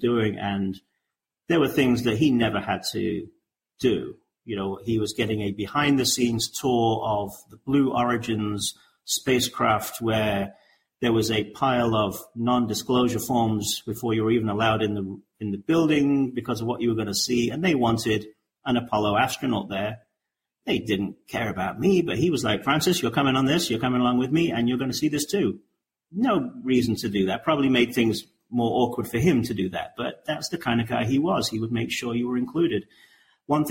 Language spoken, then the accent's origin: English; England, United Kingdom; I'm an English guy